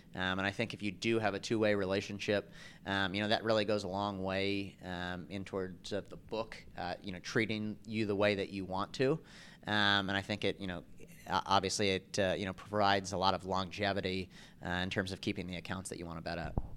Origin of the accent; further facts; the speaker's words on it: East Coast, United States; I grew up on the East Coast